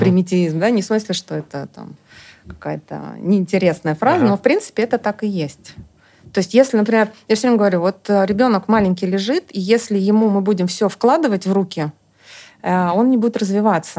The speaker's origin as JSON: {"language": "Russian", "country": "Estonia", "tie": "born or raised there", "also_born_or_lived": "Germany", "moved": "yes", "said": "я в Эстонии жила, и э, да, я, собственно, оттуда"}